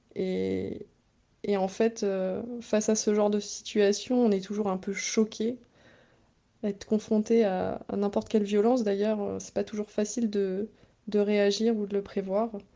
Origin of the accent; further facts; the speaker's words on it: Bretoncelles, Centre-Val de Loire, France; also born or lived in Nogent-le-Rotrou; je suis née à Nogent et j'ai grandi à Bretoncelle jusqu'à mon entrée au lycée où j'ai déménagé euh, à Nogent-le-Rotrou